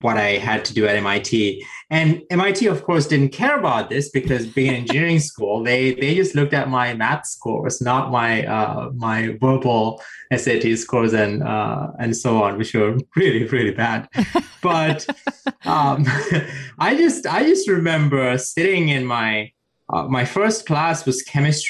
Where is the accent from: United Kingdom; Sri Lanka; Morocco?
Sri Lanka; moved away; I grew up in South Asia and Sri Lanka